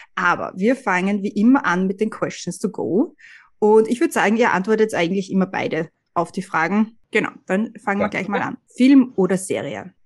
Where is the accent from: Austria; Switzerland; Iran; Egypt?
Austria; now in United States; Da ist man als Österreicher immer gleich ein bisschen überrumpelt, oder? Weil ich merke das bei mir in Amerika